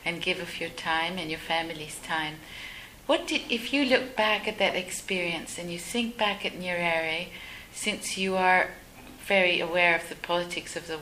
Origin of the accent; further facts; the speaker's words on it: Uganda; I'm from Uganda